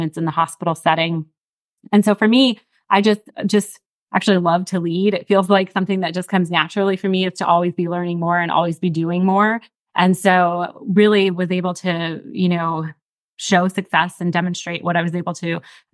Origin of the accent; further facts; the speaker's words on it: Johnstown, Pennsylvania, United States; also born or lived in Texas; now in Dallas, United States; I personally lived and was born and raised in Johnstown, Pennsylvania.